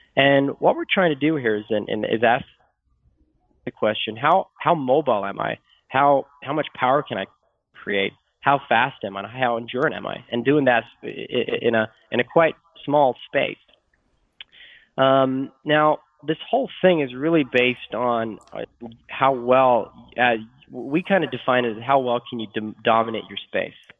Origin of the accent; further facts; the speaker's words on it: Sweden; moved away; I'm from Sweden, or, uh, Sweden originally